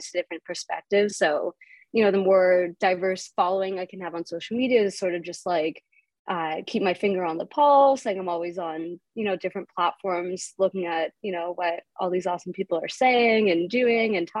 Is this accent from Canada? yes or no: yes; Canada; a Canadian Ashkenazi 25-year-old